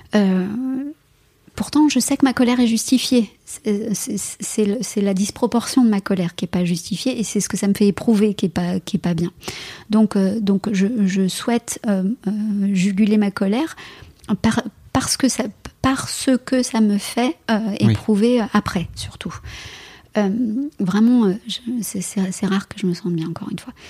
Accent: France; chez, moi, chez nous, en France

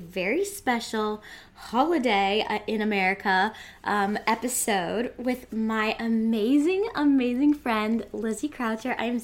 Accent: United States; accent: American; in my American accent

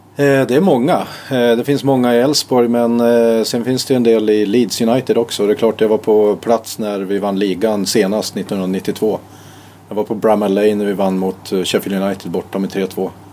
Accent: Härjedalen, Jämtland, Sweden; also born or lived in Uppsala; now in Borås, Sweden; jag kommer från Härjedalen

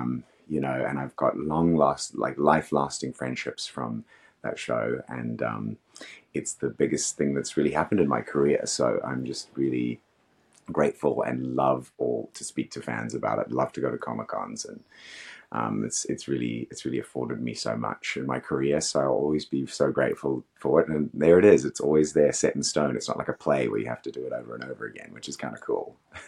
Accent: Australia; also born or lived in Africa; I grew up in Africa and Australia, so I don't know.

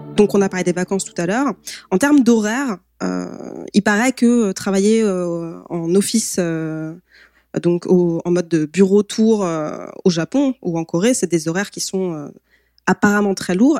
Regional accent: France; en tant que Français

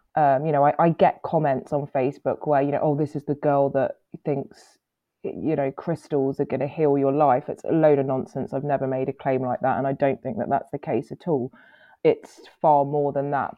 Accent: Guernsey; I was born in Guernsey. Um, I'm half Italian. Uh, my mum's from Guernsey.

